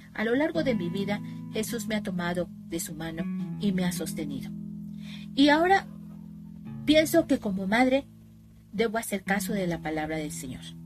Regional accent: Veracruz, Mexico; soy de México, del estado de Veracruz

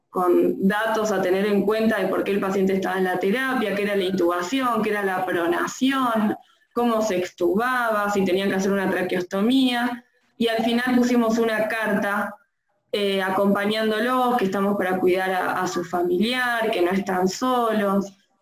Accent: Tres Arroyos, Buenos Aires Province, Argentina; moved away as an adult; now in Bahía Blanca, Argentina; soy de Tres Arroyos

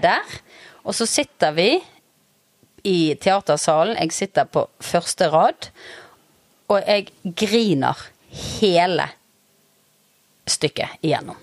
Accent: Bergen, Vestland, Norway; moved away as an adult; now in Ustaoset, Norway; Jeg er født i Sør Skogvei.

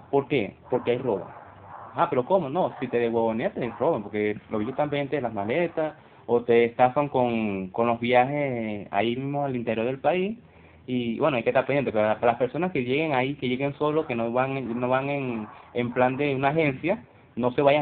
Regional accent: Colombia; te cuento que en el, en el buque que me vine de Colombia no había baño para hacer del dos.

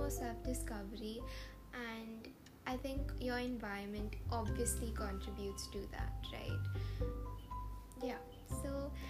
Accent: Mumbai, Maharashtra, India; now in United States; Bombay is like my home.

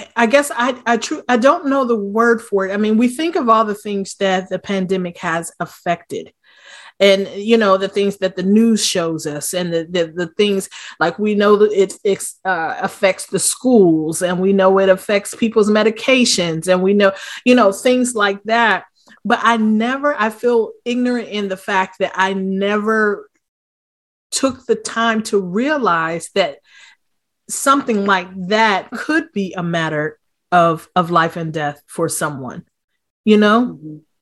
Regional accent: Wilmington, Delaware, United States; I'm from Wilmington, Delaware

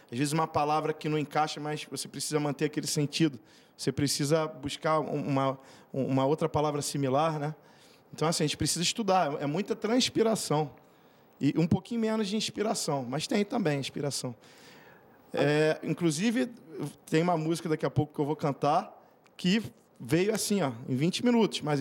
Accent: Brazil; born there; Eu vou dizer que vem de berço porque eu nasci no Brasil, né?

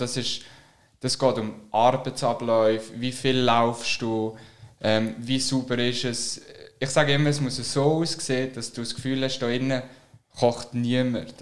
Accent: Switzerland; wir Schweizer

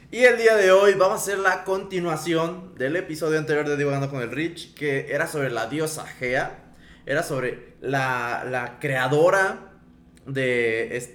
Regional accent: Mexico; Nosotros somos mexicanos.

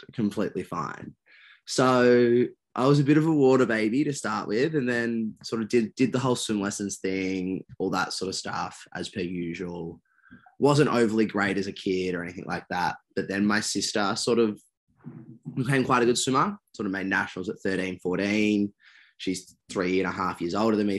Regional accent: Perth, Western Australia, Australia; I was born over in Perth

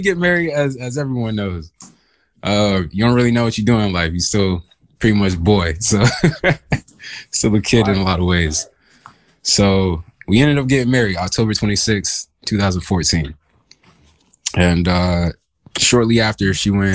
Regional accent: Augusta, Georgia, United States; also born or lived in Dahlonega, Georgia; I'm originally from Augusta, Georgia

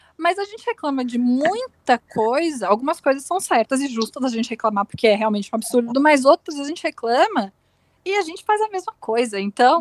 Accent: Rio Grande do Sul, Brazil; moved away; Eu, eu, sou gaúcha, eu sou gaúcha

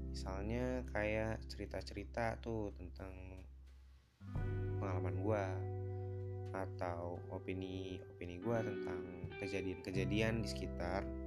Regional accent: Bekasi, West Java, Indonesia; also born or lived in Jakarta; Gua tuh lahir di Jakarta, tapi dari kecil sampai sekarang tinggalnya di Bekasi

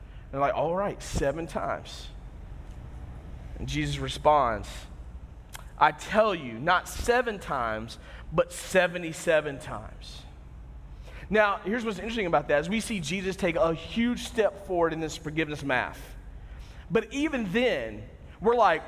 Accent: United States; we as Americans

